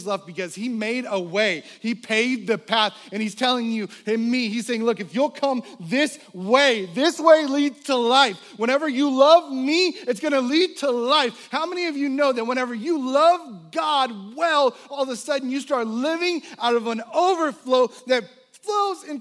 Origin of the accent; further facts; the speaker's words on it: the South, United States; I was born in the South